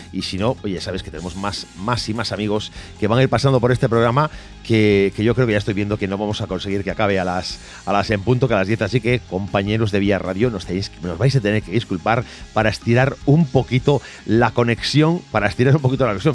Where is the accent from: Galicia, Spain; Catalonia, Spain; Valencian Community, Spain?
Galicia, Spain; Vigo; yo soy vigués, eh, he crecido en el mundo del rally también